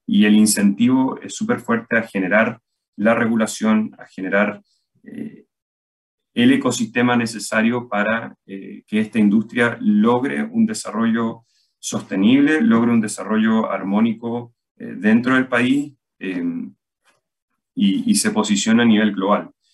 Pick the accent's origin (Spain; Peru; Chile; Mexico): Chile